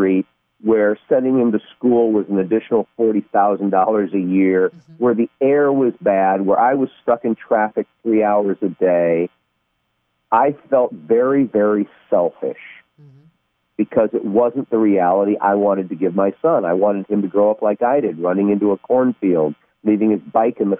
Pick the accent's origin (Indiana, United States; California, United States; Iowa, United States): Iowa, United States; Cedar Falls; born or raised there; moved away as an adult